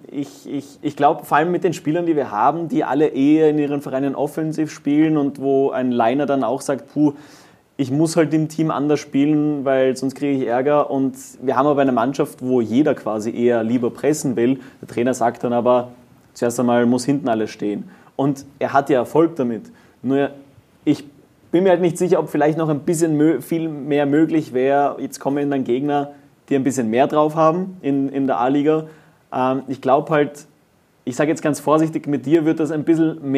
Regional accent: Germany; Aber ich kann das ja sagen, ich bin Deutscher, aber was wollt ihr?

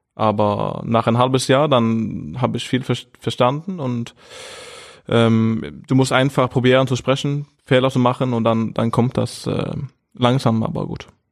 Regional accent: Norway; German is a second language; moved away as an adult; now in Flensburg, Germany; ich bin ja der zweite beste Norweger hier

